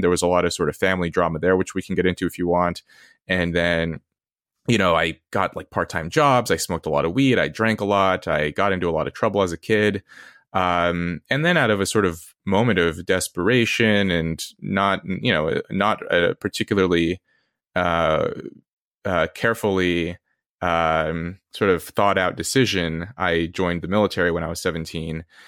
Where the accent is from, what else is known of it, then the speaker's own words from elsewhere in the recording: Red Bluff, California, United States; also born or lived in Los Angeles; I did grow up in L A, I grew up in California, in Red Bluff later